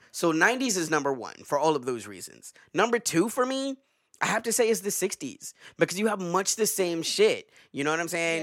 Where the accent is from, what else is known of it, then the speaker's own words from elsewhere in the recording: the South, United States; I'm from the South, okay? I'm from the fucking South.